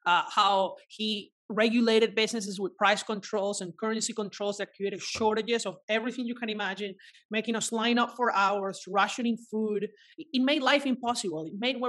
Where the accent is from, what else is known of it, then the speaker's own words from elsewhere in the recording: Venezuela; my grandparents from my dad's side originally came from Italy in the 1950s to Venezuela, and from my mom's side, they went from Spain.